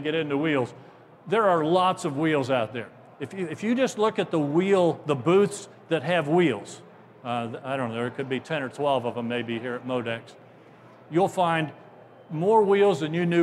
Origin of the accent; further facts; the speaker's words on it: Ohio, United States; I'm from Ohio